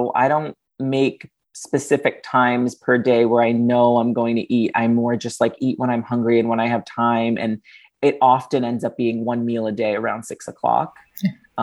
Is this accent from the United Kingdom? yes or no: no; Fall River, Massachusetts, United States; I was raised on Portuguese food, and Fall River, Massachusetts is very famous for its Portuguese cuisine